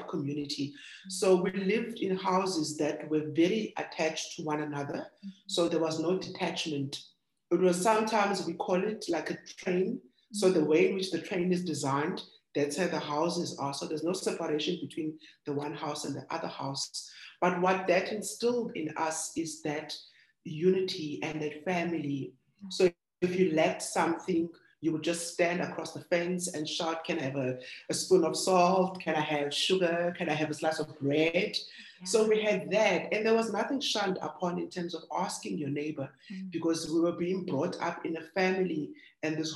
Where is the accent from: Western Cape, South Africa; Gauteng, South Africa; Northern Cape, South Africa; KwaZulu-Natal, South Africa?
Western Cape, South Africa; Cape Town; I'm born in the township of Kokuletu, which means our pride